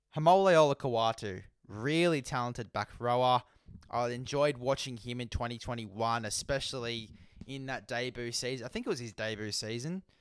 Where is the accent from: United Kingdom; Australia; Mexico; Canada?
Australia; as an Aussie myself, as an Aussie man.